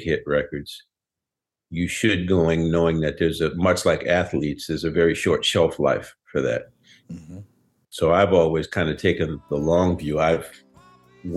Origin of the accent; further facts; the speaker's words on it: New Orleans, Louisiana, United States; also born or lived in Breaux Bridge, Louisiana; growing up in New Orleans